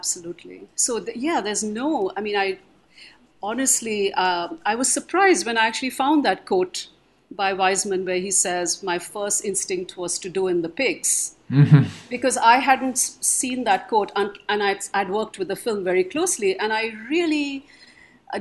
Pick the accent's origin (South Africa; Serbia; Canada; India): India; moved away as an adult; also born or lived in Philadelphia, United States; I was somebody straight from India